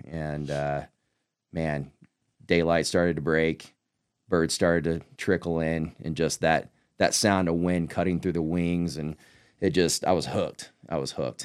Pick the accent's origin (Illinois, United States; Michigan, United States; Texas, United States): Texas, United States; Northeast; I grew up in Northeast Texas